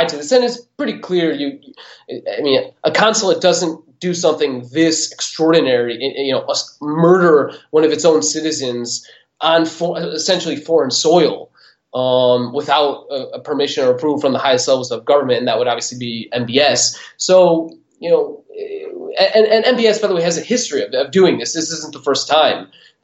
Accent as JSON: {"language": "English", "country": "United States"}